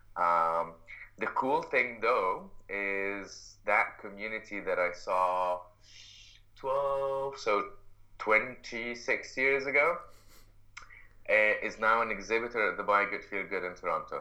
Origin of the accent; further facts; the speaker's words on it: Egypt; moved away as an adult; now in Canada; I'm, I'm originally from Egypt and lived in uh, I uh, was raised in Egypt uh, most of my life